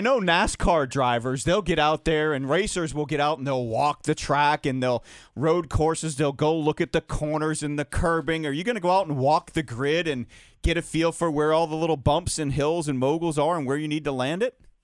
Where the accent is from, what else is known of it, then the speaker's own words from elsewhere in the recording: Atlanta, Georgia, United States; Atlanta's my hometown